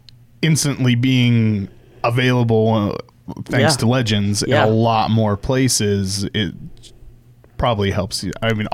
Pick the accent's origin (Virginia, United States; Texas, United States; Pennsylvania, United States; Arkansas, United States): Pennsylvania, United States; Pittsburgh; moved away; I'm from Pittsburgh.